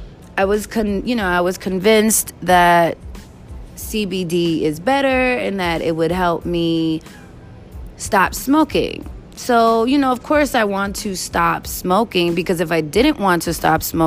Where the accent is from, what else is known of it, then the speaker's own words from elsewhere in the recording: New York, United States; also born or lived in Hampton; my parents paid for my ticket for me to come back to New York